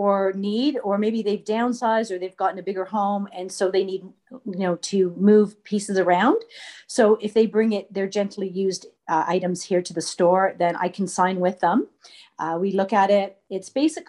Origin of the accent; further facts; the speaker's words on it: Toronto, Ontario, Canada; moved away as an adult; now in Madoc, Canada; I grew up in Toronto for my childhood. And then for my high school years, I moved up to a small town.